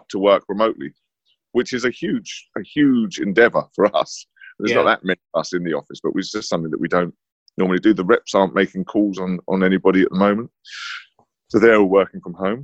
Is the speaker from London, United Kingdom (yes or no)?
yes; London, United Kingdom; moved away as an adult; now in Harlow, United Kingdom; I grew up in London. I grew up in North London and then moved to Harlow about 5 years ago